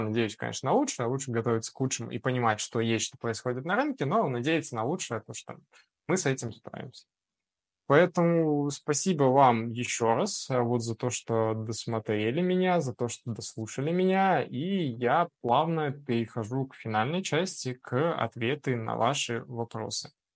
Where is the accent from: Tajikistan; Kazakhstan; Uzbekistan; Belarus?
Belarus; мы, особенно белорусы, такие ребята, мы ко всему приспосабливаемся